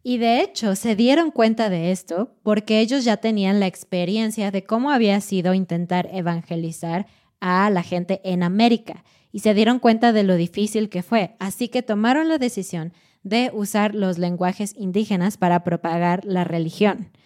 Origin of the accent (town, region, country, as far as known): Mexico